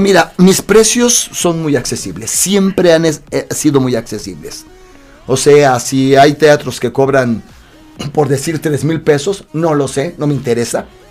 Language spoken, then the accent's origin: Spanish; Mexico; also born or lived in Mexico City / Mexican provinces; yo recuerdo que muy chavito vine a México, aunque nací aquí en México, viví mucho tiempo en provincia